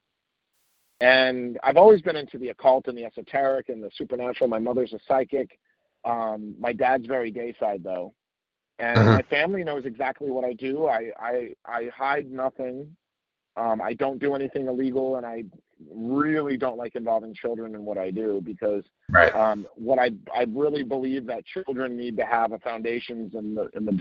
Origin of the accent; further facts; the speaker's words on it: New Jersey, United States; also born or lived in Dubai; I grew up in New Jersey and spent some time in Dubai when I was a kid